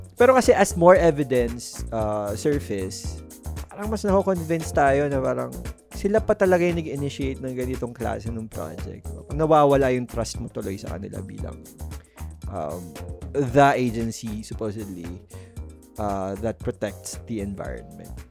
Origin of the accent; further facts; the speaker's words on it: Philippines; meron sa atin bilang Pilipino